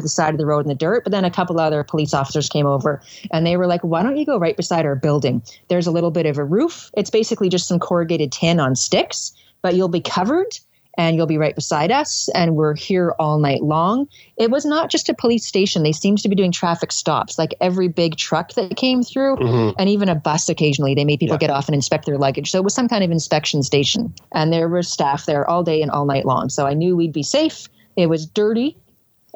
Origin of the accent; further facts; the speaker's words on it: Canada; we're from Canada